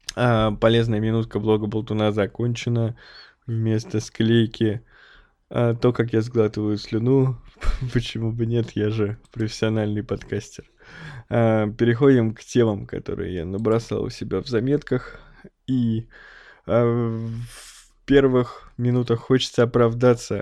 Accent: Snezhinsk, Chelyabinsk Oblast, Russia; moved away; я родом из Снежинска, это маленький закрытый город под Челябинском

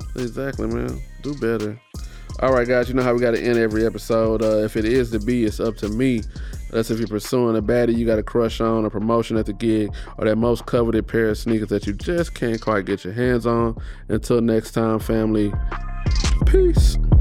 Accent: United States; as an American

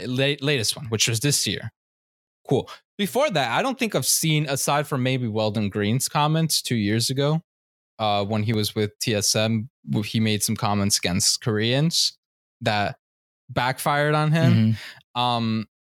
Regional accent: Colombia; I'm Colombian, Latino, right? I do look Asian.

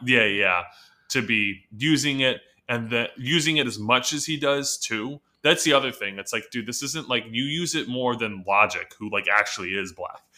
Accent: California, United States; growing up in California

